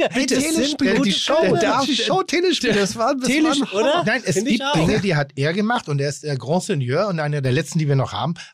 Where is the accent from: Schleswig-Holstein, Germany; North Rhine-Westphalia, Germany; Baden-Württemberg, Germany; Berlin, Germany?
Schleswig-Holstein, Germany; Pinneberg; Ich komme jetzt nicht vom Dorf, aber ich komme aus Pinneberg. Und wir hatten ich sag mal, 25 coole Leute in meiner Altersgruppe.